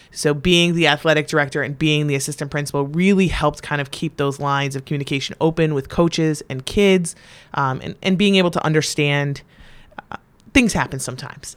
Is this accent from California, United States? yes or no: no; North Branford, Connecticut, United States; I was born and raised in North Branford, Connecticut. Really in Northford, Connecticut